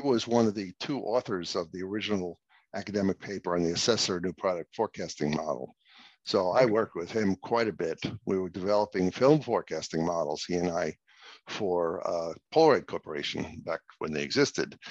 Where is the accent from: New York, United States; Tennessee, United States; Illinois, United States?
New York, United States; New York City; moved away as an adult; also born or lived in Boston; I grew up in New York City